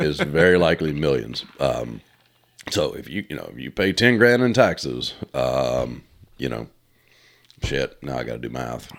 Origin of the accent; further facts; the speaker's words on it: United States; as an American